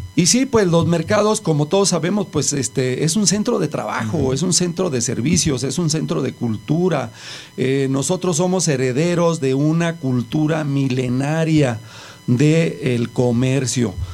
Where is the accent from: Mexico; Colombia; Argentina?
Mexico; cuáles eran las cosas que nos distinguían Distinguían mm. como mexicanos